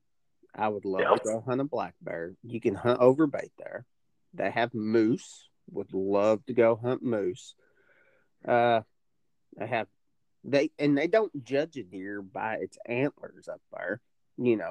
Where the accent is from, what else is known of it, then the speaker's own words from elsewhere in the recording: Indiana, United States; moved away; I grew up some in Indiana